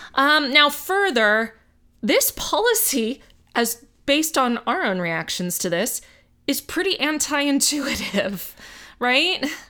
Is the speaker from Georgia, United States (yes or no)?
no; Miami, Florida, United States; moved away; I grew up in Miami